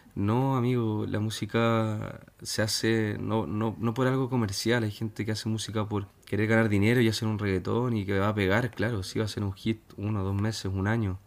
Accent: Chile; Aquí en Chile estamos recibiendo muchos extranjeros

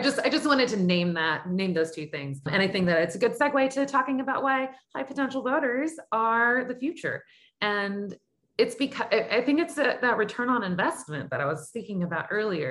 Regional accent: Sugar Land, Texas, United States; I grew up Irish Catholic in Sugarland outside of outside of Houston

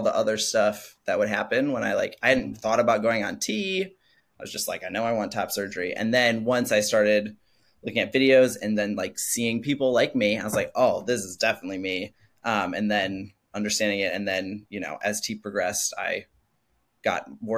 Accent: Madison, Wisconsin, United States; I'm from Madison, Wisconsin, which is a very liberal place. And so I actually grew up knowing and having trans friends at a very young age.

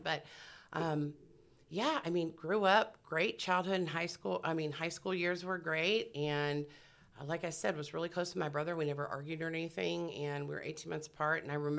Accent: Columbia, Missouri, United States; moved away; also born or lived in Texas; I grew up in the Midwest. I grew up in Columbia, Missouri, to a real Christian family.

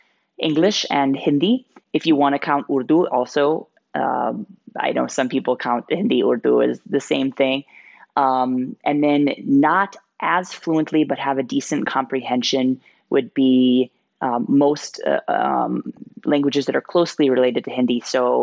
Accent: Midwest United States, United States; moved away as an adult; also born or lived in Haridwar, India; now in Bihar, India; I was born and raised in Midwest United States, and I really had almost no exposure to any other languages besides just the typical high school Spanish.

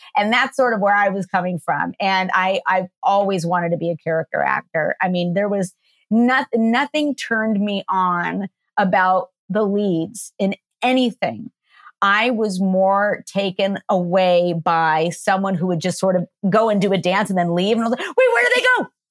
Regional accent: Downey, California, United States; I grew up in LA in Downey

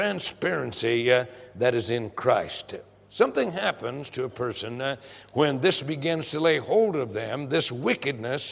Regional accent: Prescott, Arizona, United States; I grew up in Prescott, Arizona

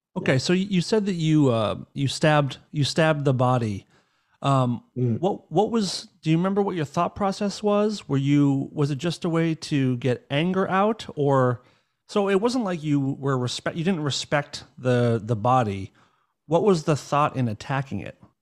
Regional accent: Northeast, United States; I grew up in the in the Northeast in America

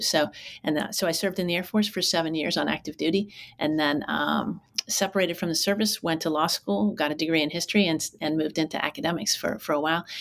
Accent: Pittsburgh, Pennsylvania, United States; moved away as an adult; also born or lived in Durham, North Carolina / Colorado Springs, Colorado / Philadelphia, Pennsylvania / Oakland, California; I grew up not too far from where you are now um, in uh, Pittsburgh, Pennsylvania, um, in the South Hills

